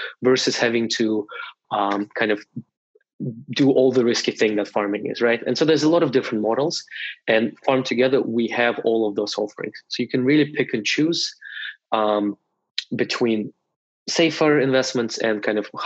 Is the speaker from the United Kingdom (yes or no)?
no; Russia; moved away as an adult; now in Canada; I was born in Russia and moved to Canada only when I was 22. In Russia, I got my undergrad and my master's in economics.